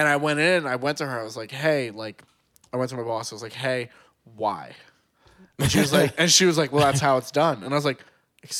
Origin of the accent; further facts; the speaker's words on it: Delaware County, Pennsylvania, United States; I am also from Delco